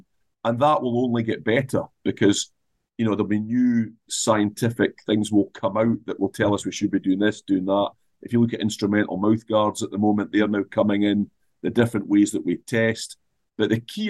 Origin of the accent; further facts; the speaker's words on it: Scotland, United Kingdom; if I'm looking at Scotland, we're Scottish, right? We've got a Scottish culture.